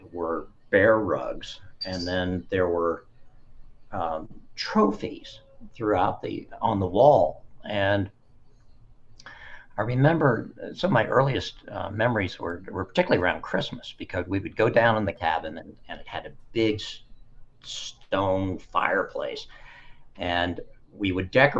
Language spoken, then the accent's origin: English; Dayton, Ohio, United States; I grew up in Dayton, Ohio